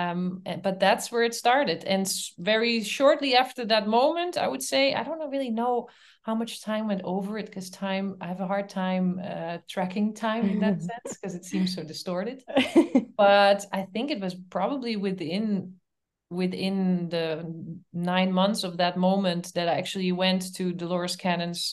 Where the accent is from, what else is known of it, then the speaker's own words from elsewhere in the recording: Netherlands; moved away as an adult; also born or lived in Canada; now in Berlin, Germany; I'm from the Netherlands, and I moved to Canada.